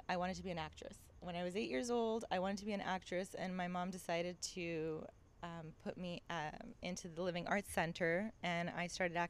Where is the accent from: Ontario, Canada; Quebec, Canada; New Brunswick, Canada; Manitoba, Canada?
Ontario, Canada; Toronto; moved away as an adult; also born or lived in Greece / New York / Los Angeles; I lived in I was brought up in Toronto, Canada, and then I moved to New York for film school.